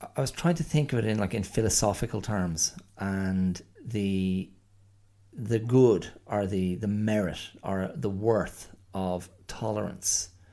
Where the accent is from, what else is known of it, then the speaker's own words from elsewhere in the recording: Ireland; I am Irish